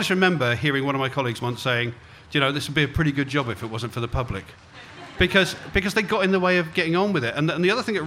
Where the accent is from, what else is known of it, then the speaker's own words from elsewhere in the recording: Cornwall, South West England, United Kingdom; moved away as an adult; also born or lived in London; having grown up in Cornwall